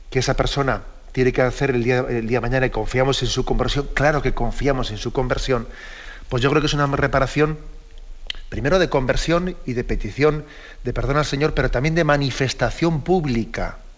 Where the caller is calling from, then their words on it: Castellón, Valencian Community, Spain; Buenos días … de Castellón.